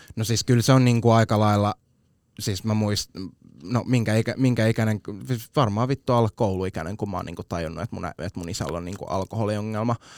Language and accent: Finnish; Vantaa, Uusimaa, Finland; Tapulin kasvatti